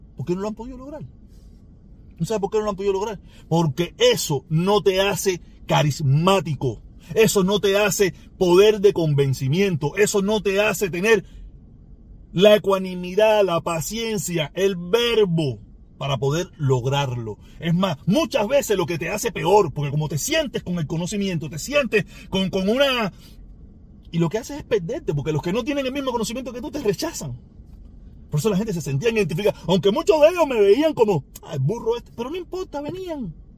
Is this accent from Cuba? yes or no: yes; Cuba; now in United States; yo soy negro, inmigrante, cubano, con limitaciones en el inglés o muchísimas limitaciones en el inglés y yo vivo en este país